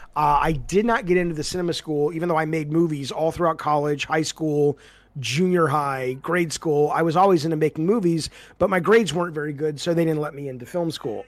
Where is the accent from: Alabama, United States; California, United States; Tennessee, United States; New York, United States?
Alabama, United States; moved away; also born or lived in Santa Monica; I grew up in Alabama